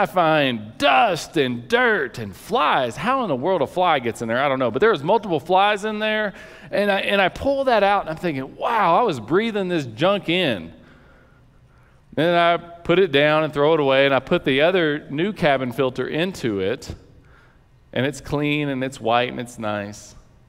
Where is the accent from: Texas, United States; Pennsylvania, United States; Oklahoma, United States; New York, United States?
Texas, United States; He grew up in Cape Cod, I grew up in West Texas.